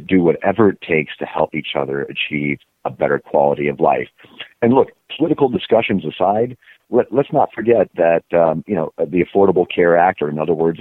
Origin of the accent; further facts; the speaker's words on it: Germany; moved away; I was originally from Germany and very traditional conservative